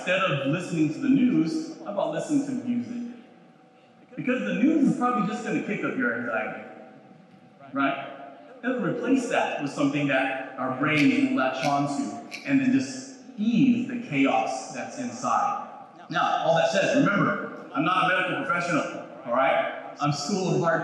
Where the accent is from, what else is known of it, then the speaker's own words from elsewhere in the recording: Philippines; I'm Filipino